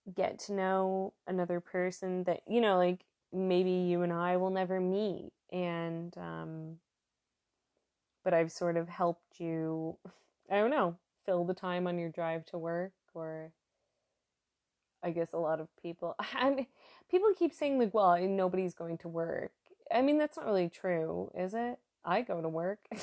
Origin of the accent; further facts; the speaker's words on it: New York, United States; moved away as an adult; now in Germany; I'm from New York State